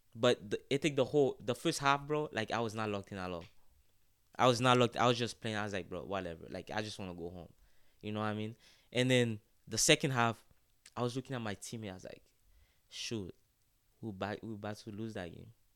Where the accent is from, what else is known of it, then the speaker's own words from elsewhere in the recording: Haiti; moved away; I grew up in Haiti, uh, in, in a small town called Kepeshin, uh, which is the north of Port-au-Pr, of Port-au-Prince.